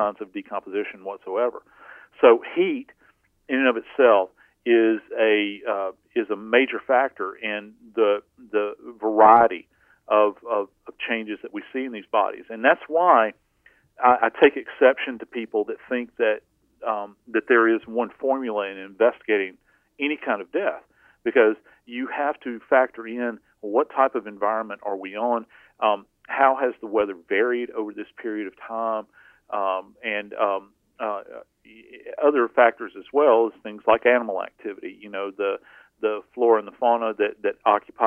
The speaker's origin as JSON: {"language": "English", "region": "the South", "country": "United States", "said": "I'm from the South"}